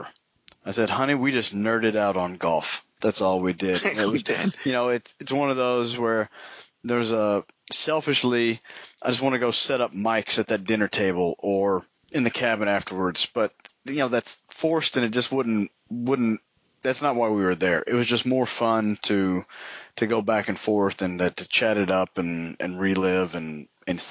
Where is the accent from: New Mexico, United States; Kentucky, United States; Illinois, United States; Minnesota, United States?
Kentucky, United States; Bowling Green; growing up in Bowling Green, Kentucky